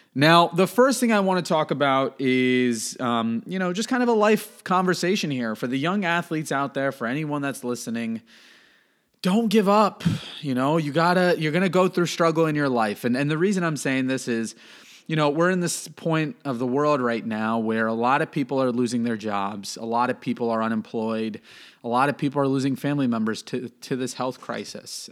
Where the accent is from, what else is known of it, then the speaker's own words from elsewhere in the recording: Miami, Florida, United States; now in North Carolina, United States; I'm from Miami